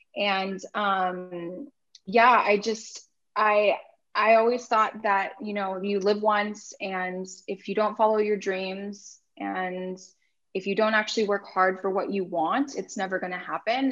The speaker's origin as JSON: {"language": "English", "area": "Orange County", "region": "California", "country": "United States", "said": "I'm from Orange County"}